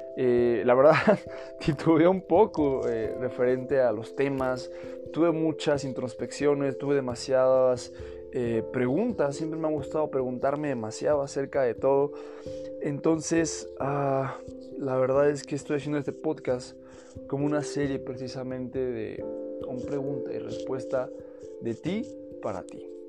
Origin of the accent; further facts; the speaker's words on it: Mexico; soy mexicano